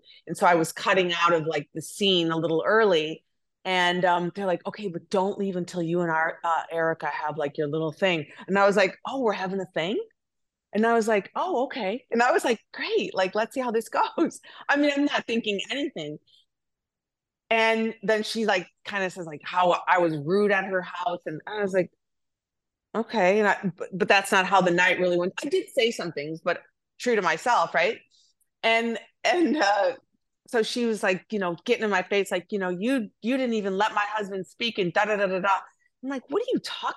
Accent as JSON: {"language": "English", "region": "Wisconsin", "country": "United States", "said": "I'm from Wisconsin"}